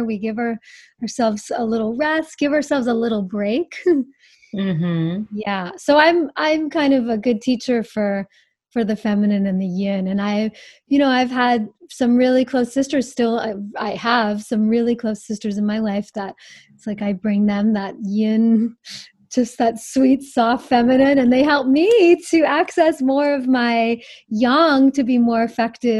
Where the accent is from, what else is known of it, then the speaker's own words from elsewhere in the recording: the North, East Coast, United States; moved away; I'm from the East Coast. I came from the North